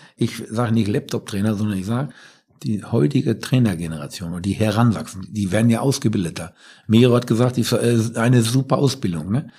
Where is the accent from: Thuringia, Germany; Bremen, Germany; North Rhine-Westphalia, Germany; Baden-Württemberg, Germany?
North Rhine-Westphalia, Germany; Ruhr area; wir kommen ja beide aus dem Ruhrgebiet